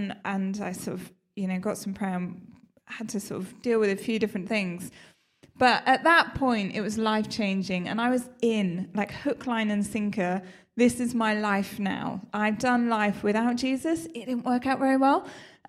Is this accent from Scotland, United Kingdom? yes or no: no; South West England, United Kingdom; now in London, United Kingdom; I live down in central London, so I have quite an easy journey here. I grew up in Somerset, though. I know I lost the accent. You can't really tell.